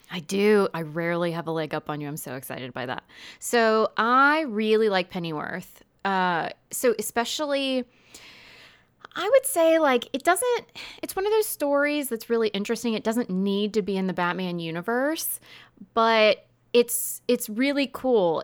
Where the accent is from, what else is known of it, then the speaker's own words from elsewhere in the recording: United States; we are American